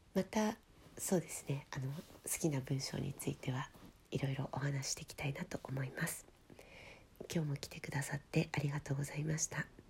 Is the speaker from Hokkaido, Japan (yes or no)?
yes; Hokkaido, Japan; 私北海道出身なので毎年初雪が降るたびに